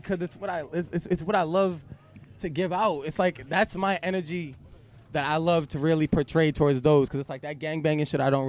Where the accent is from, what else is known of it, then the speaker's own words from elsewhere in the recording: Boston, Massachusetts, United States; I'm from Roxbury.